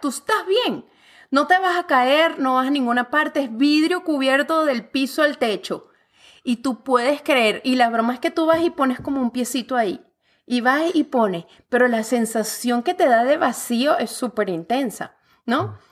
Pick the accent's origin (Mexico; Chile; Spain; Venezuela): Venezuela; now in Canada; yo como venezolana, mira, alborotada, gritona, rumbera